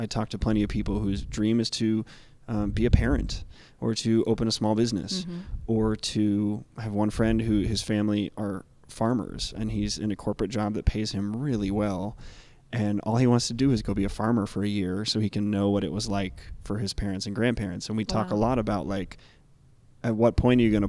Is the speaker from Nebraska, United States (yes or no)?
yes; Nebraska, United States; moved away as an adult; I grew up in Nebraska, and I was 19 years old before I met an openly gay adult. And that was only after I left Nebraska